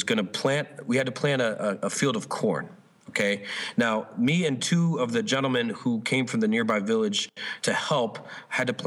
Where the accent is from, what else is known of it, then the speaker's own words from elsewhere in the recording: New Jersey, United States; I'm from New Jersey